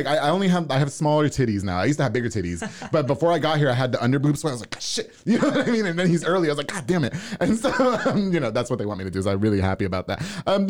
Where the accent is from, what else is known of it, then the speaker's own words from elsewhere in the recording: New York, United States; now in Waco, United States; I'm from New York.